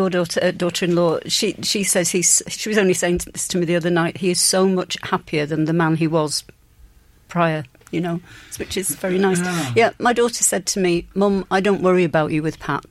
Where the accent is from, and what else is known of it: Yorkshire and the Humber, United Kingdom; now in Ireland